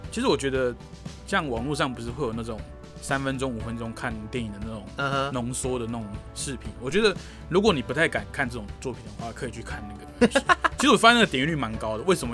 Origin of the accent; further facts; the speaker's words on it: Taiwan; 我是台湾人